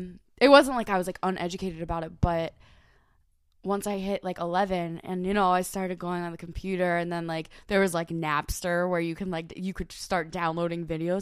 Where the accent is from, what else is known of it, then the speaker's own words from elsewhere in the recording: New York, United States; accent: New York; like I don't talk with my New York accent all the time.